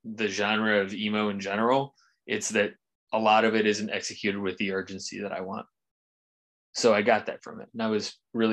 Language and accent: English; Rust Belt, United States; I am from the Rust Belt